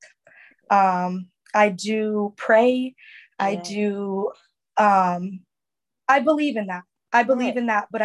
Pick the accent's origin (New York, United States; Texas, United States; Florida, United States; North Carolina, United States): Florida, United States; Me and my sister closest to my age are from Florida